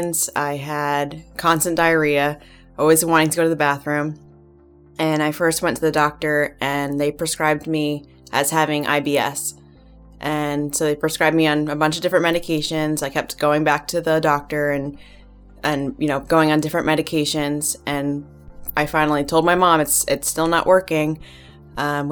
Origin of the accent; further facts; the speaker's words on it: New Jersey, United States; I'm from New Jersey